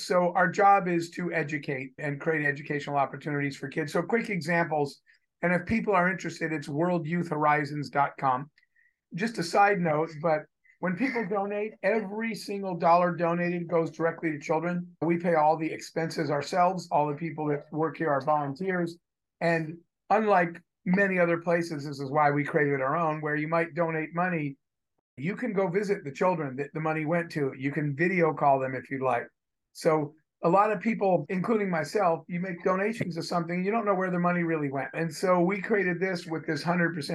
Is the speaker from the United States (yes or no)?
yes; United States; I was born in the United States and I was born a white male